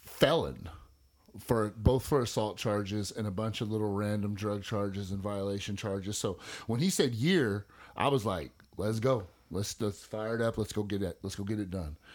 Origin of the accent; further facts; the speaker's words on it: Northern California, United States; moved away as an adult; also born or lived in San Mateo, California / Stockton, California; now in Eastland, United States; I was born in San Mateo, California, um, June nineteenth, nineteen seventy-eight. I'm forty-three. I was raised by my father